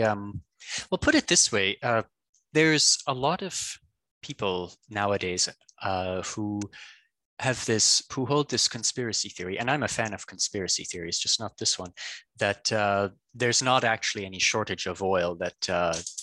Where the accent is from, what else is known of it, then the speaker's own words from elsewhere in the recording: Canada; I'm Canadian, and I worked in Alberta